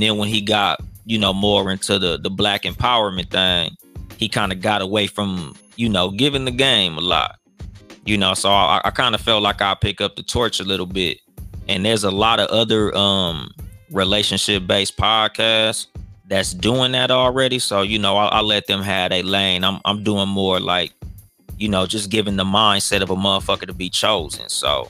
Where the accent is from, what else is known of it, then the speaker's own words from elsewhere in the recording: Compton, California, United States; 37 years old, husband of one, father of two. I'm from Compton, California.